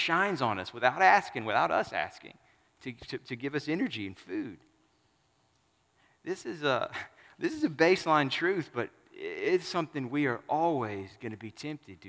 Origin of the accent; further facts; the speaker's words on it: Southern United States, United States; I'm a Southerner and not a Westerner, a Northerner